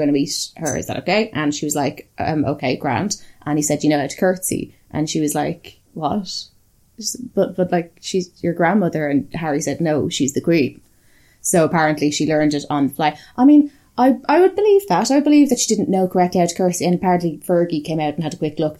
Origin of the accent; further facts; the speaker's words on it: Ireland; I am Irish